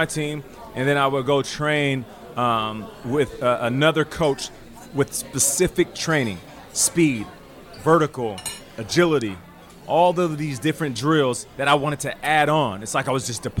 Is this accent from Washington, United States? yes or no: yes; Seattle, Washington, United States; also born or lived in Calgary, Alberta, Canada; I ended up being born in Canada, but then raised in Seattle